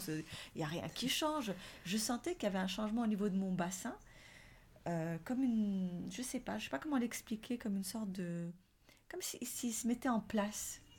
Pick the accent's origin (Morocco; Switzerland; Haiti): Morocco; now in France; chez nous, au Maroc, on a grandi avec la mandarine